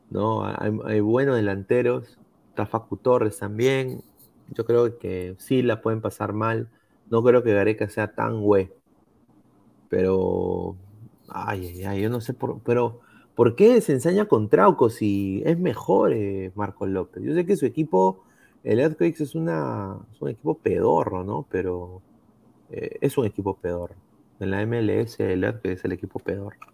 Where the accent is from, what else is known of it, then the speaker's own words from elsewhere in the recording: Peru; Bueno, como peruano no podría darme por perdido